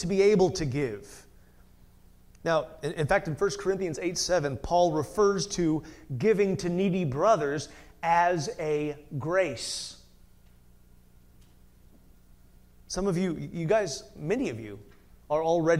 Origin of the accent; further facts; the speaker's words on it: United States; American Christians